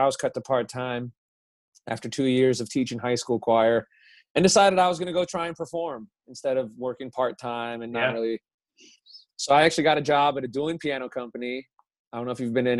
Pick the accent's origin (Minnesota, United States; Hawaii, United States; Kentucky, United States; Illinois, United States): Illinois, United States; southwest suburbs of Chicago; now in Nashville, United States; I grew up outside of Chicago in the southwest suburbs.